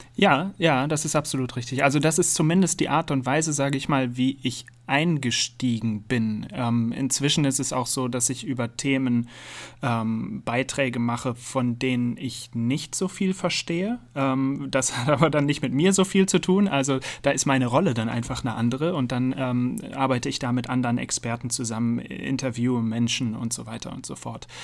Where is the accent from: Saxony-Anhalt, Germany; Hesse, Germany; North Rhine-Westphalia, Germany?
North Rhine-Westphalia, Germany; Münster; Aus Münster in Nordrhein-Westfalen